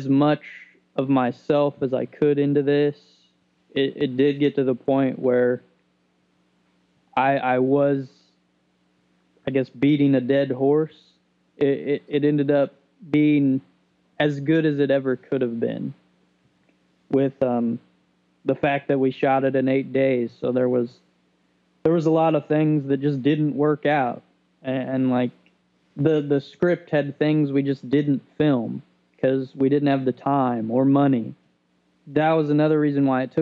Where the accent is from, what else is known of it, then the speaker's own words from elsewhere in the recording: Odon, Indiana, United States; I'm from Southern Indiana, from Odin.